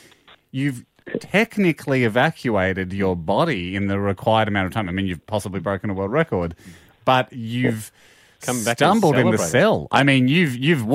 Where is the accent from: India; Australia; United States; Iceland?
Australia; Victoria; we're Victorian boys. We grew up in Victoria